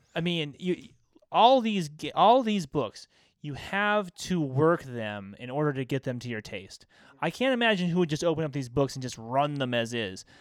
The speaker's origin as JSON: {"language": "English", "region": "American Southwest", "country": "United States", "said": "we're guys from the American Southwest"}